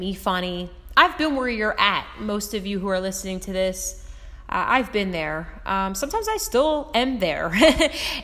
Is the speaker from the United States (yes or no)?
yes; Philadelphia, Pennsylvania, United States; moved away as an adult; now in Jersey Shore, United States; I am from Philadelphia, PA, and South Philly